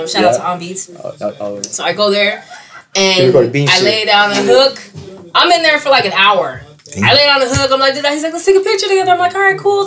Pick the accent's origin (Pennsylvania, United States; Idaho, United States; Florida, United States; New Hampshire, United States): Florida, United States; Palm Beach; also born or lived in Corona, Queens, New York; I'm from Palm Beach.